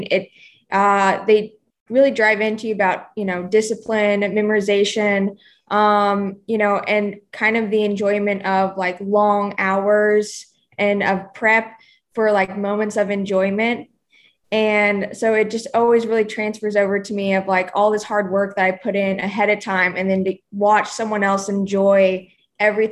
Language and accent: English; Oklahoma, United States; moved away as an adult; also born or lived in New York / Charleston; now in Nashville, United States; I'm originally from Oklahoma, and just grew up in the country